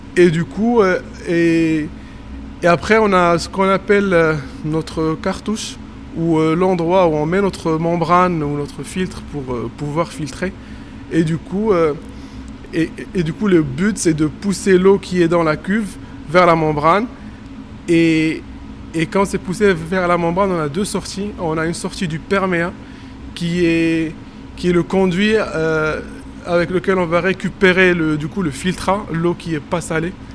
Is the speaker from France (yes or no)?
no; Morocco; moved away; je suis marocain et que j'ai travaillé au Maroc